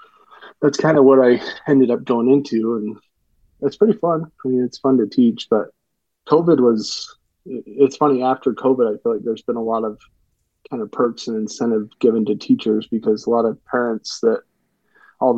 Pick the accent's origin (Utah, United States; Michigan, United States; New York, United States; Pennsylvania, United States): Utah, United States; I'm from Utah, so I've just mostly hunted in Utah and just a few units in Utah pretty much my whole life